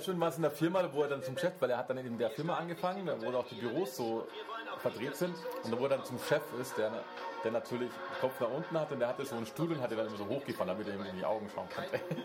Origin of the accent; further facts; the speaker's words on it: Bavaria, Germany; als Bayer